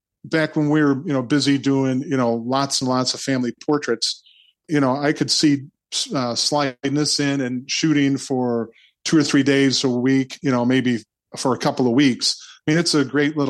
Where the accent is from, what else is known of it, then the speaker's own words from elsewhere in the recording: Michigan City, Indiana, United States; also born or lived in Florida; my hometown, Michigan City